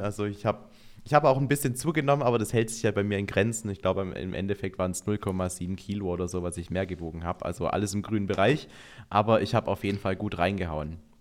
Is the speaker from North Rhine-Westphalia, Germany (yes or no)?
no; Baden-Württemberg, Germany; now in Allgäu, Germany; ich komme aus Baden-Württemberg, da gibt es eigentlich kein Weihnachten ohne Spätzle.